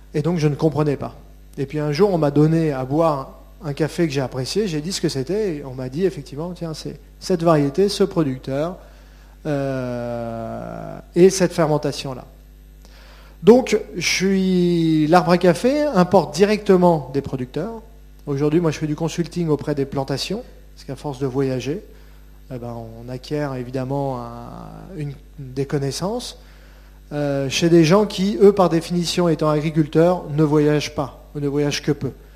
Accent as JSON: {"language": "French", "country": "France", "said": "En tant que Français et qu'Européens"}